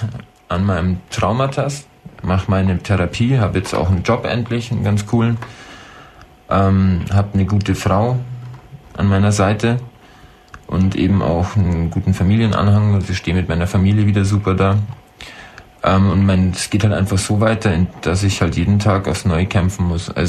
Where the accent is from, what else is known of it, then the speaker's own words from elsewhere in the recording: Croatia; now in Germany; weil ich war mal 22 Monate in meiner Heimat ähm, Soldat in Kroatien im Bürgerkrieg.